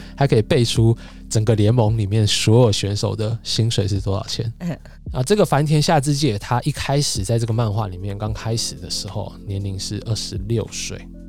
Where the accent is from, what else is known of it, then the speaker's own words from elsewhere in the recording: Taipei, Taiwan; 我们台北人